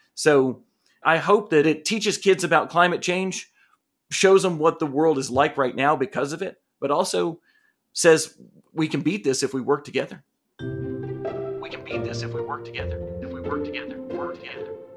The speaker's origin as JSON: {"language": "English", "town": "Asheville", "region": "North Carolina", "country": "United States", "tie": "born or raised there", "said": "here in Asheville, in my hometown"}